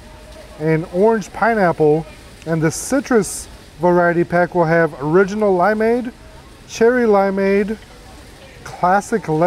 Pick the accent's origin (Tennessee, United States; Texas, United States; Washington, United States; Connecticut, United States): Texas, United States; Crosby; I grew up in Crosby, which is kind of like east of Houston